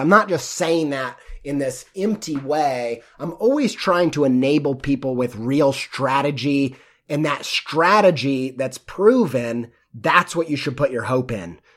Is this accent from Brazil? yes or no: no; Midwest, United States; I grew up in the Midwest